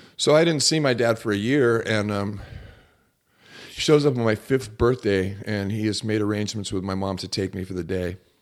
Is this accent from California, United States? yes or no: yes; Laguna Beach, California, United States; I grew up in the sixties, and, and I grew up in Laguna Beach, California